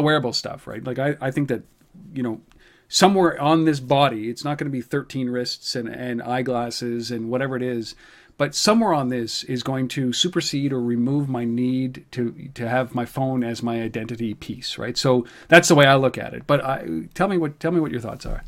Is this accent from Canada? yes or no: yes; Canada; we're Canadian